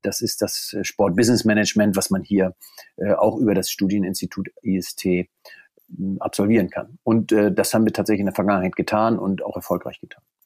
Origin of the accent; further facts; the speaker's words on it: Deinste, Lower Saxony, Germany; Ich äh, wohne in Deinste. Das ist in der Nähe von Stade. Stade liegt 50 Kilometer westlich von Hamburg. Ich bin hier geboren, aufgewachsen